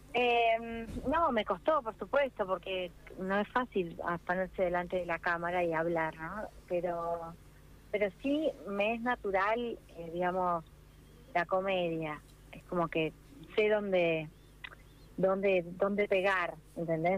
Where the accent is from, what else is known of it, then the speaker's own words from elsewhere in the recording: Mar del Plata, Buenos Aires Province, Argentina; crecí en Mar del Plata, en mi infancia en Mar del Plata